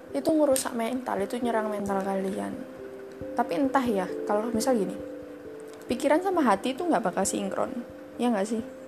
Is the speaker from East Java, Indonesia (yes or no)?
yes; Surabaya, East Java, Indonesia; accent: medok; aku asli, gak asli sih, aku asalnya Su-, asalnya Surabaya.